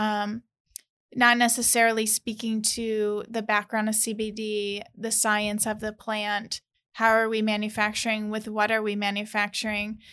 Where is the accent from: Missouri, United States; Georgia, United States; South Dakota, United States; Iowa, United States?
Missouri, United States; St. Louis; moved away as an adult; also born or lived in California; I'm originally from Saint Louis, Missouri